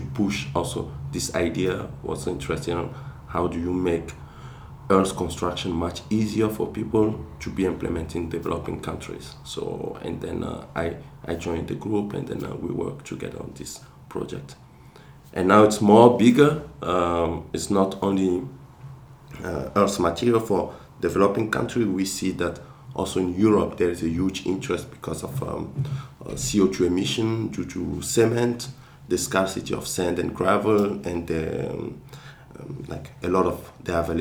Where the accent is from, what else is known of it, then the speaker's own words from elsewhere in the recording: Togo; first language Kabye; English is a second language; moved away; I'm from a village, Kronchome, where I grew up